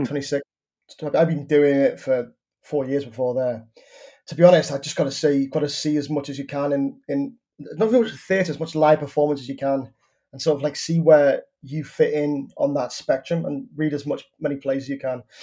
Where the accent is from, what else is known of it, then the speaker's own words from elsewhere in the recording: Liverpool, North West England, United Kingdom; my beach in my hometown. And I was like, oh, wow, so you've come all the way to this small town in North Liverpool